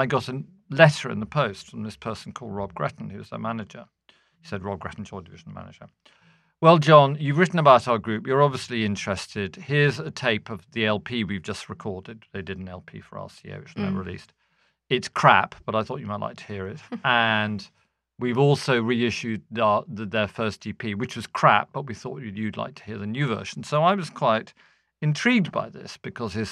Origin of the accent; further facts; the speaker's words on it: London, United Kingdom; moved away as an adult; also born or lived in Manchester; I'm a Londoner